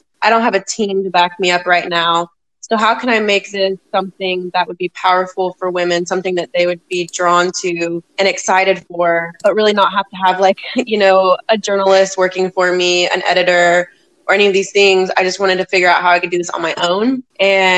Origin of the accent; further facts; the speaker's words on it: Las Vegas, Nevada, United States; now in Oklahoma, United States; I'm originally from Las Vegas, Nevada.